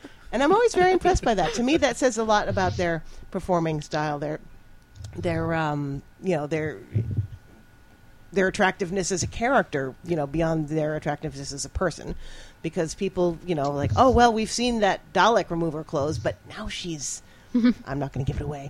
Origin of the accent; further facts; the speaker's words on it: New England, United States; now in Chicago, United States; I'm from New England. I used to watch WGBH in Boston